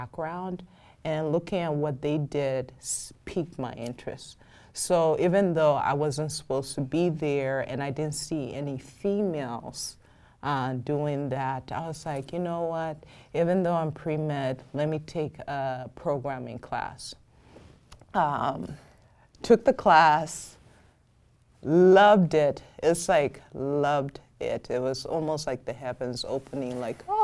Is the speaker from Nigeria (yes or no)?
yes; Nigeria; also born or lived in Minnesota; now in United States; I grew up in Nigeria, even though I was born in the U.S.